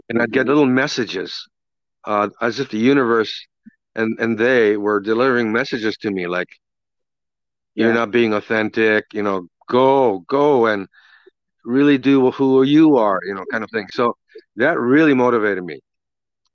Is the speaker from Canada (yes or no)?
no; Kobe, Hyogo, Japan; moved away; I grew up in Japan, born and raised in Japan, in Kobe, Japan